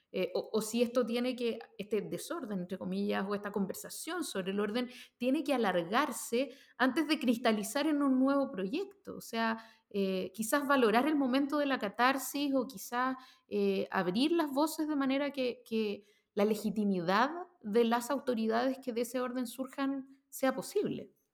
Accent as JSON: {"language": "Spanish", "country": "Chile"}